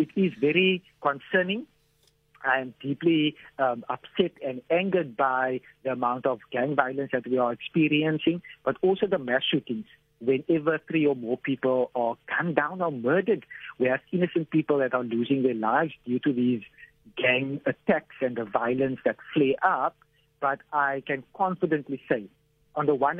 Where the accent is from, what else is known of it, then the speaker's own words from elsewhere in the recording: Cape Town, Western Cape, South Africa; growing up in Mitchell's Plain.